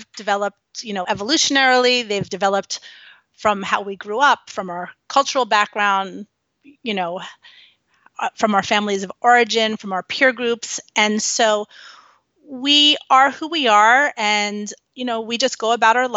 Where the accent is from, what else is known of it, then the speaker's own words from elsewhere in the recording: New York City, New York, United States; I grew up in New York City.